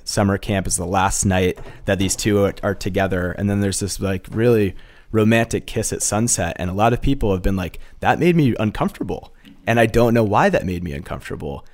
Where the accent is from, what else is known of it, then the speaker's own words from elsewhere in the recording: Massachusetts, United States; I grew up in Massachusetts, and my parents have run a day program for folks with disabilities for about forty years